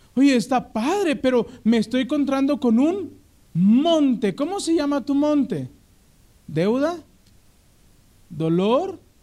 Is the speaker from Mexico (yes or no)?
yes; Mexico; como buen mexicano